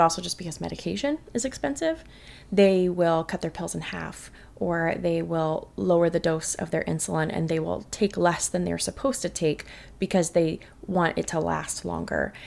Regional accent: St. Louis, Missouri, United States; also born or lived in Texas; now in Katy, United States; I grew up in Saint Louis, Missouri, which is about as Midwest as it gets

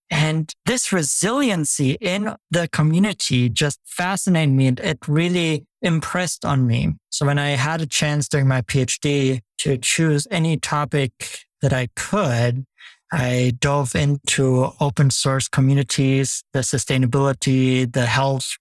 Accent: Germany; I grew up in Germany

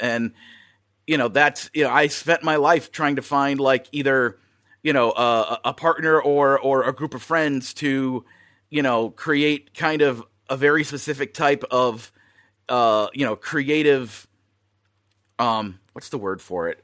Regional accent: Wisconsin, United States; moved away as an adult; now in Burbank, United States; I'm originally from Wisconsin, uh, spent most of my life out in the Midwest

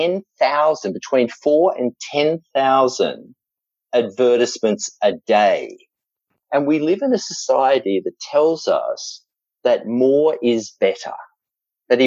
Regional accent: Australia; accent: Australian; there's an element of being Australian that you can kind of get away with things. And the truth also is, with this accent

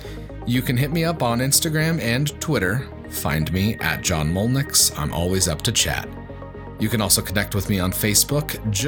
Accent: Colorado, United States

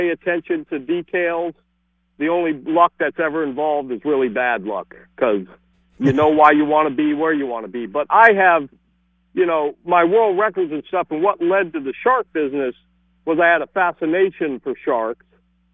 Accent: Fort Lauderdale, Florida, United States; now in Key West, United States; I was raised in Fort Lauderdale

